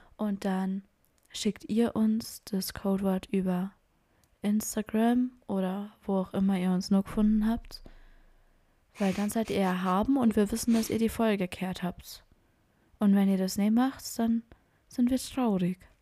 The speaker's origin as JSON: {"language": "German", "region": "Bavaria", "country": "Germany", "said": "ich bin aus Bayern"}